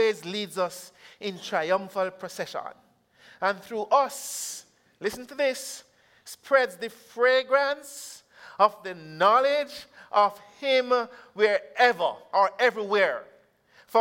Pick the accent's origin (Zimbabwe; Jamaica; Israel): Jamaica; I'm from Jamaica